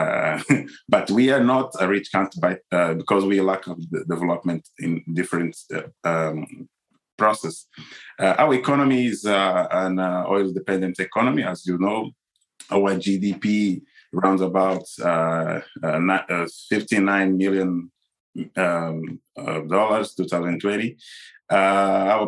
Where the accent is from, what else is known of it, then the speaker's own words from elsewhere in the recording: Angola; I'm from Angola